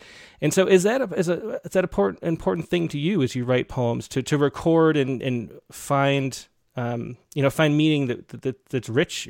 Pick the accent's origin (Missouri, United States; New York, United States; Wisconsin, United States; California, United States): New York, United States; Rochester; I grew up in Rochester.